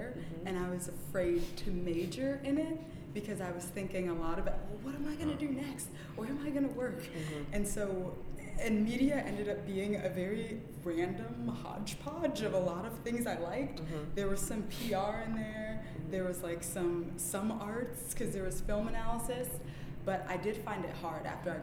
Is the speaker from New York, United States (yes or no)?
yes; New York City, New York, United States; also born or lived in Jamaica; until I was 5, I grew up in Jamaica, which was nice, having that little bit of childhood, so open and free, and then up until then, pretty much raised in Brooklyn. I've never lived anywhere else.